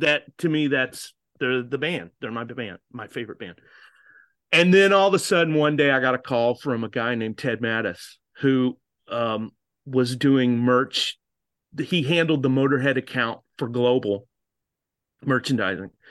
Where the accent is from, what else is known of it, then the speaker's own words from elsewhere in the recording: United States; accent: American; they were shocked when they heard my accent